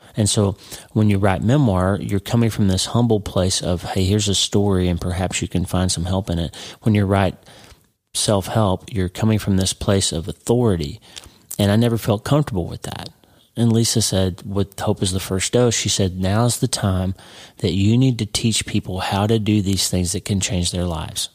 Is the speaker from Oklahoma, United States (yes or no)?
yes; Broken Bow, Oklahoma, United States; moved away as an adult; also born or lived in Pittsburgh; I grew up in a very small town. A, a nobody town in Oklahoma, and I love my hometown. But but if you grew up in New York City, you wouldn't think much of my little hometown. Two thousand people, Broken Bow, Oklahoma